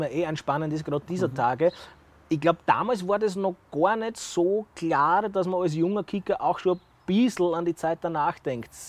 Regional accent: Burgenland, Austria; So, jetzt will ich meinen, ich sag, Integrationswillen als Burgenländer da in der Steiermark unter Beweis stellen

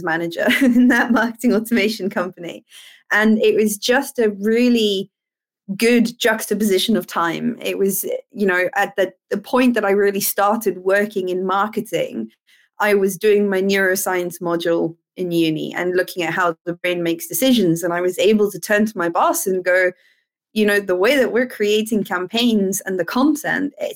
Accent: Cape Town, Western Cape, South Africa; moved away as an adult; now in United Kingdom; I'm from South Africa originally, from Cape Town in South Africa

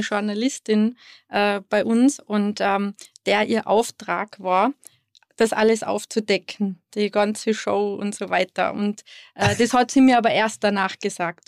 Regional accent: Going am Wilden Kaiser, Tyrol, Austria; also born or lived in Sydney, Australia / California, United States; wir sind ja im Betrieb aufgewachsen

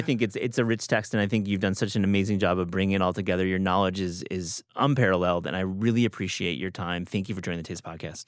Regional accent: Midwest, United States; I grew up in the Midwest

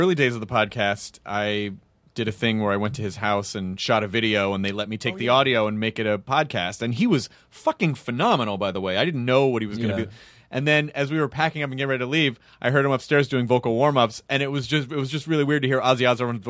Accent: Australia; Sorry, guys. I'm Australian.

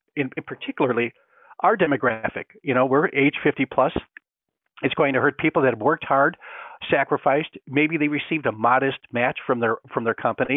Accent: Great Lakes, United States; I grew up on Lake Erie, so I know all about cold weather

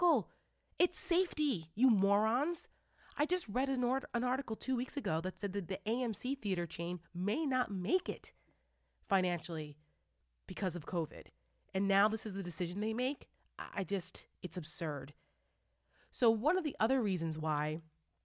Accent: New Jersey, United States; my home state of New Jersey

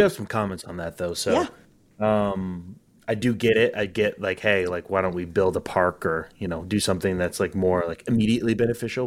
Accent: Northwest Arkansas, United States; moved away; also born or lived in Texas; I grew up in Northwest Arkansas, so I wanted to come back home.

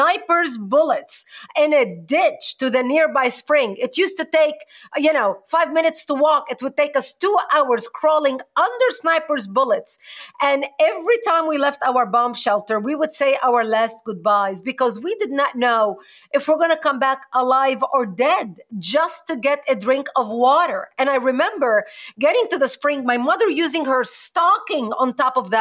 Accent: Lebanon; now in United States; I was born and raised in Lebanon

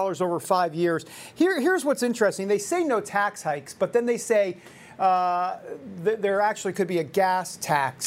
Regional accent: New York, United States; I'm from New York

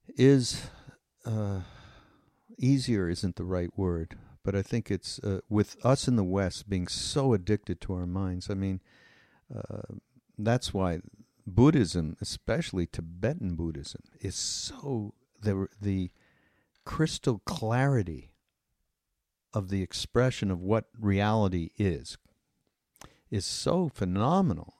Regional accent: Canada; I'm Canadian

